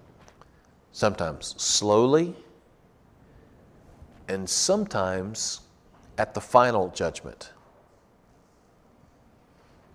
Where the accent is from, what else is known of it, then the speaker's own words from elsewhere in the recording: United States; as American Christians